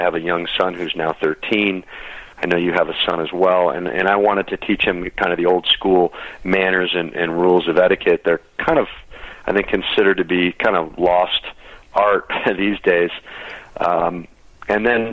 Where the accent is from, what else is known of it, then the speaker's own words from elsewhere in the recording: Michigan, United States; now in Denver, United States; I grew up in Michigan